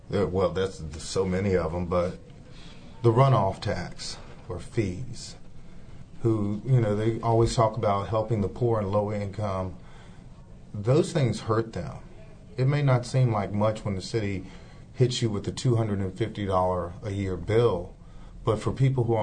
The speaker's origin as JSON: {"language": "English", "town": "Charlottesville", "region": "Virginia", "country": "United States", "tie": "born or raised there", "said": "born and raised in Charlottesville."}